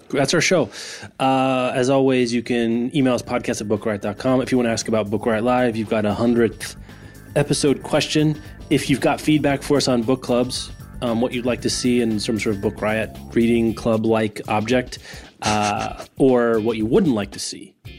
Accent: Lawrence, Kansas, United States; my hometown of Lawrence, Kansas

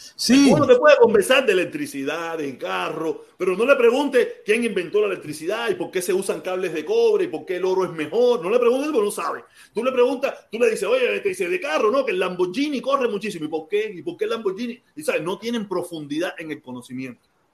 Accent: Cuba; moved away as an adult; now in United States; nosotros los cubanos que vivíamos en Cuba y que nos fuimos grandes

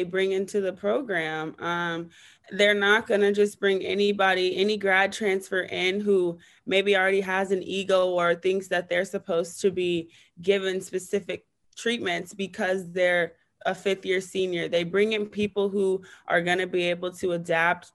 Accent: San Diego, California, United States; growing up in San Diego

